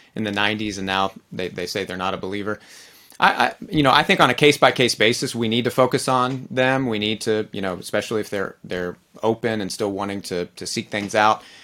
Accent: Texas, United States; I'm a Texan, I'm an American

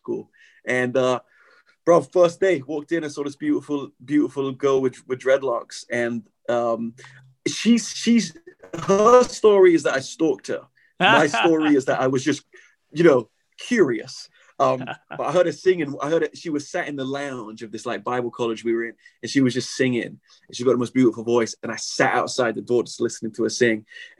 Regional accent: England, United Kingdom; I'm learning my history, you know, as an Englishman.

